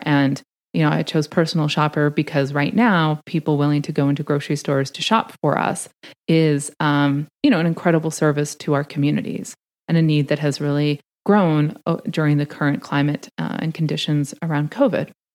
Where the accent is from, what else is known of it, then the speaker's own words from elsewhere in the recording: Canada; moved away as an adult; now in United States; I'm Canadian uh, by birth. I was raised in Canada. I came to the States to do my PhD